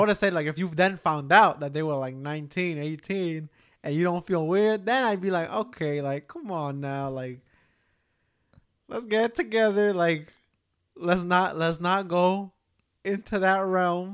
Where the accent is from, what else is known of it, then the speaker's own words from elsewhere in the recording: Newark, New Jersey, United States; we grew up in Newark.